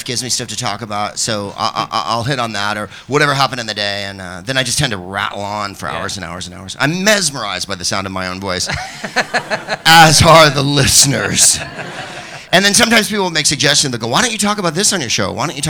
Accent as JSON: {"language": "English", "town": "San Francisco", "region": "California", "country": "United States", "said": "I am from San Francisco."}